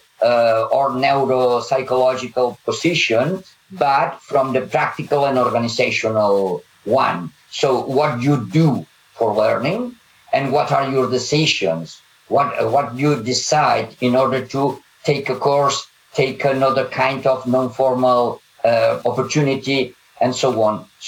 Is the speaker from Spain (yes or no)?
yes; Catalonia, Spain; first language Catalan; English is a second language; my mother tongue is Catalan and then Spanish